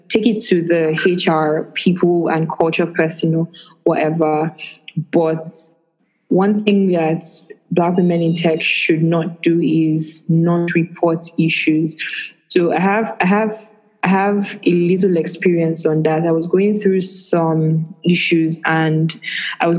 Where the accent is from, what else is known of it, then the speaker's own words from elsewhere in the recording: Nigeria; as a Nigerian woman in tech